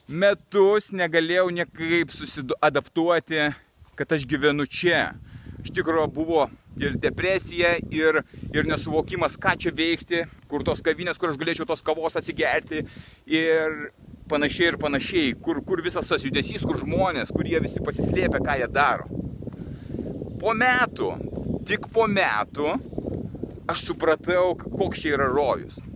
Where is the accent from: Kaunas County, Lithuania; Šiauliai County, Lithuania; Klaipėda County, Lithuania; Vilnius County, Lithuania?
Vilnius County, Lithuania; Vilnius; moved away as an adult; also born or lived in London / Barcelona / Lugano / Petrozavodsk; savo gimtajame mieste Vilniuje. Aikštau po užupį. Praleidau čia kokiu 40 metų ir vėl atsidūriau šiandien jame.